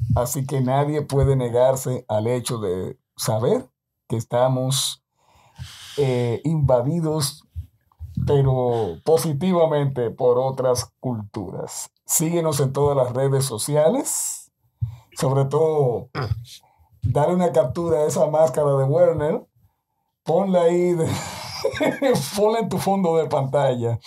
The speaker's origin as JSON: {"language": "Spanish", "country": "Dominican Republic", "said": "hablo como dominicano"}